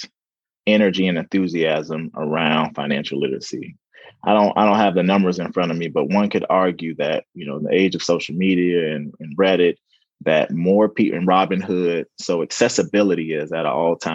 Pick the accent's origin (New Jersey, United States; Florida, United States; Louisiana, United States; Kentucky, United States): Florida, United States; St. Petersburg; moved away as an adult; also born or lived in Orlando, Florida / Pennsylvania; Born and raised in St. Petersburg, Florida